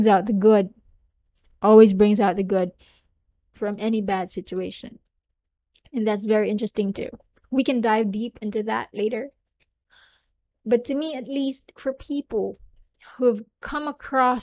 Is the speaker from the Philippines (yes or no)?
yes; southern Philippines, Philippines; I'm from the Philippines, by the way, if you don't know. And I'm from the southern part of the Philippines.